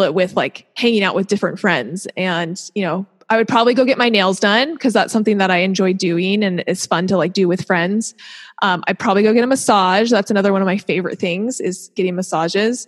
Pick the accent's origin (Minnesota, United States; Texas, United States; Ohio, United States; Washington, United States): Washington, United States; Seattle; moved away as an adult; also born or lived in Utah / Hershey, Pennsylvania / Orange County, California / Durham, North Carolina; now in Southern California, United States; I grew up in Seattle